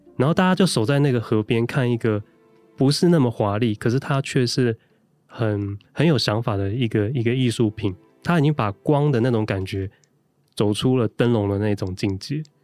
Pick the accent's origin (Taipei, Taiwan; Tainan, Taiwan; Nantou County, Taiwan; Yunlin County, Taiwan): Taipei, Taiwan; 我对于我的出生地其实也并不了解